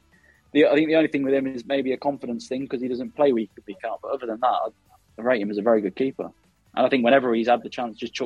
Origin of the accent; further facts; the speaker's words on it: Midlands, United Kingdom; I'm from the Midlands